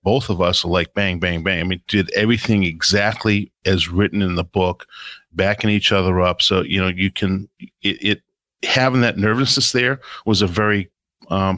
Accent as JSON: {"language": "English", "town": "Boston", "region": "Massachusetts", "country": "United States", "said": "I'm a guy from Boston. I'm the guy from Boston, and you know, kind of have that street talk"}